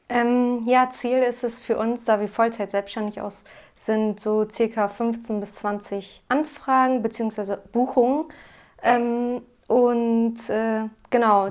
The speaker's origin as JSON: {"language": "German", "town": "Cloppenburg", "region": "Lower Saxony", "country": "Germany", "said": "Wir kommen aus Kloppenburg, das liegt an der A1 zwischen Bremen und Osnabrück"}